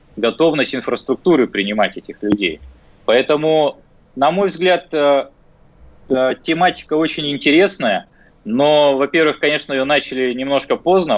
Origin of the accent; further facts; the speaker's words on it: Russia; moved away; я сам с Байкала